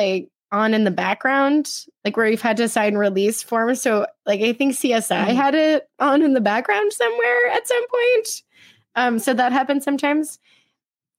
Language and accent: English; California, United States; now in New York, United States; I'm from California